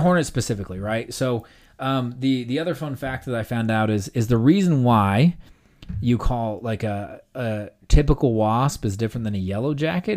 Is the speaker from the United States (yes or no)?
yes; Utah, United States; I am from Utah